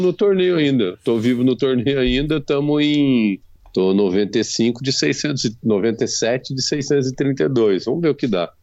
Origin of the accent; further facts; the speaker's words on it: interior of São Paulo, Brazil; also born or lived in Africa; eu sou caipira e no interior de São Paulo